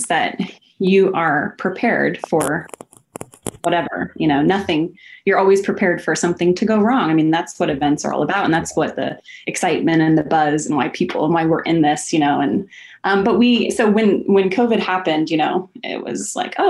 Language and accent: English; Puget Sound, Washington, United States; also born or lived in Hawaii; now in Portland, United States; I was raised in the Puget Sound